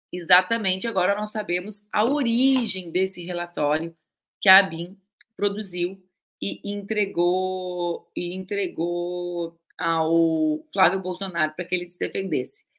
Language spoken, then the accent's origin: Portuguese; Pelotas / border with Uruguay, Rio Grande do Sul, Brazil; Eu e a Cris, a gente cresceu em Pelotas, eu cresci mais para baixo ainda na fronteira com o Uruguai